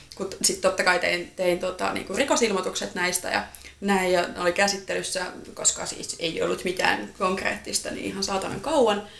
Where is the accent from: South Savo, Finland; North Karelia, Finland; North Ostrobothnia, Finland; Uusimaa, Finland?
Uusimaa, Finland; mä oon ihan Uudeltamaalta kotoisin